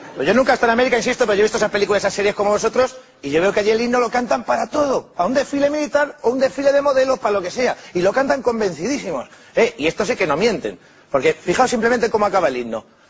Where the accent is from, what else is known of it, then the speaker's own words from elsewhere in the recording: Spain; Yo soy español.